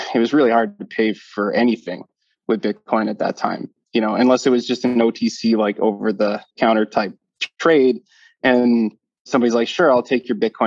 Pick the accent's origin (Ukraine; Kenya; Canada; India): Canada; Calgary, Alberta; moved away as an adult; now in Bermuda; born and raised in Calgary, Canada